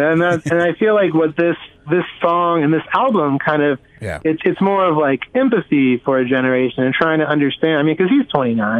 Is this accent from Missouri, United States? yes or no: no; Houston, Texas, United States; I'm from I'm from Houston